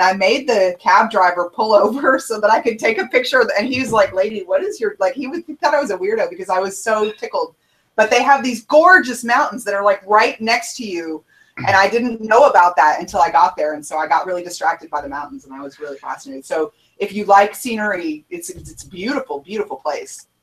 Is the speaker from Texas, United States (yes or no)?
yes; Houston, Texas, United States; I'm I'm from Houston